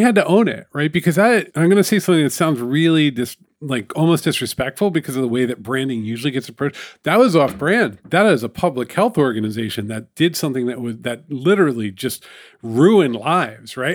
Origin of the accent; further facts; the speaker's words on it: New York, United States; It's my hometown newspaper